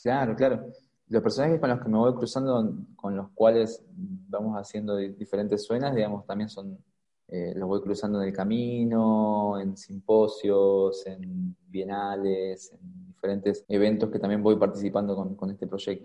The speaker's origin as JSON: {"language": "Spanish", "country": "Argentina", "moved": "as an adult", "lives_now": "Oaxaca, Mexico", "said": "de donde soy, de donde viví hasta hace, hasta hace un año y medio, fue en Argentina"}